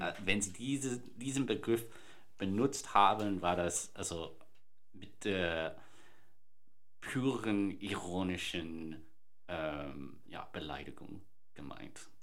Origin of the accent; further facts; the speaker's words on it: Sydney, New South Wales, Australia; moved away; ich bin in Sydney ähm, geboren und aufgewachsen